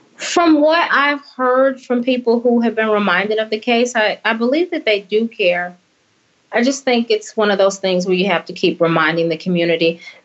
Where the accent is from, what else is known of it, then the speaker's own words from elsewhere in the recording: Indiana, United States; moved away; I'm from Indiana